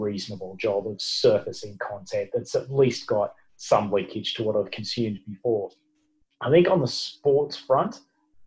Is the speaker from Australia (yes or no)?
yes; Australia